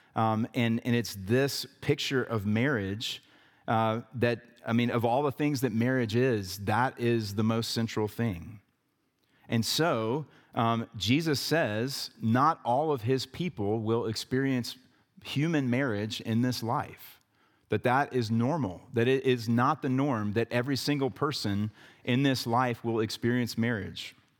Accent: the South, United States; growing up in the South

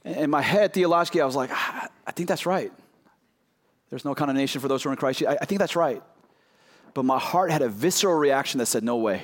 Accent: Oakland, California, United States; also born or lived in Chicago / New York / Los Angeles; now in Arkansas, United States; I grew up in Oakland, California, then I moved to Chicago

